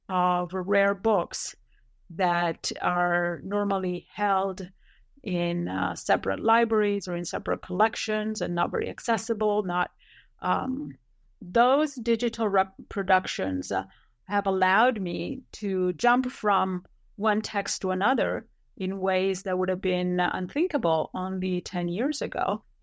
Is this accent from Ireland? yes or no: no; Italy; English is a second language; moved away as an adult; now in United States; I was born and educated in Italy through my undergraduate degree. I later came to the United States for my doctoral degree in history at Brown.